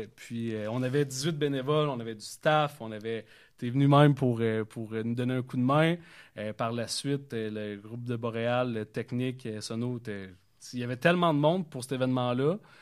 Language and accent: French; Vaudreuil-Dorion, Quebec, Canada; je viens de la Cité des Jeunes. Euh, j'ai joué au football là-bas pendant cinq ans